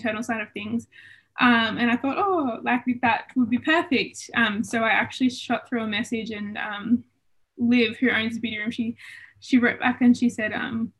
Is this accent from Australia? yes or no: yes; Albury, New South Wales, Australia; also born or lived in Melbourne, Australia; I am originally from Albury Wodonga